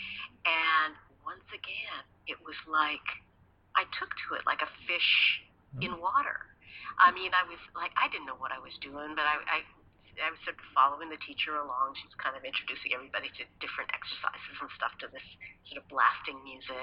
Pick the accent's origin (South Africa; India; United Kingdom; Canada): Canada; Edmonton, Alberta; I grew up in Canada, in Edmonton, Alberta